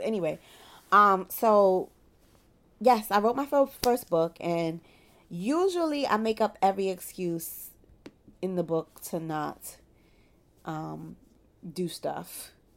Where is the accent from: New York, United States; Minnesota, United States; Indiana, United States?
New York, United States; Brooklyn; I am in private practice in my hometown of Brooklyn, New York